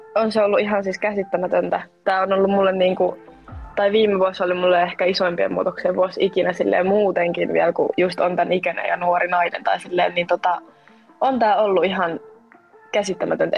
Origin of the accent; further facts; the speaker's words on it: Espoo, Uusimaa, Finland; mä oon 20-vuotias ja mä oon Espoosta